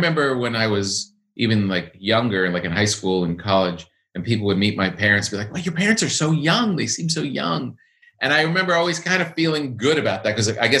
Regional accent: Park Ridge, New Jersey, United States; also born or lived in Passaic, New Jersey; I grew up in Park Ridge and Woodcliff Lake, which border Montvale.

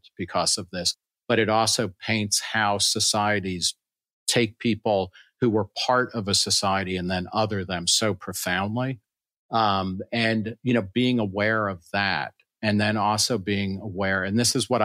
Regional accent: New York City, New York, United States; also born or lived in Lower Manhattan; I was born in Brooklyn. I live in Lower Manhattan

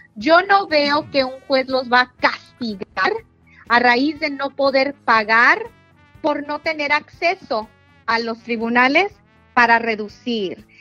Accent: Jalisco, Mexico; Soy de Jalisco

